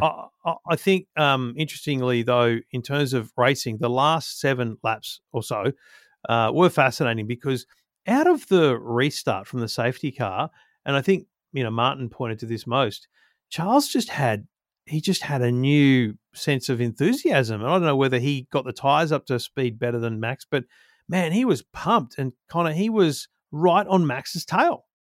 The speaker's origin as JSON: {"language": "English", "country": "Australia", "said": "as an Aussie"}